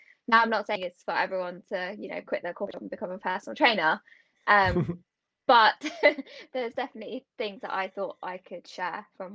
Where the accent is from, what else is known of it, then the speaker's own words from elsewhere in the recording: United Kingdom; also born or lived in Warwickshire; Born and bred in the UK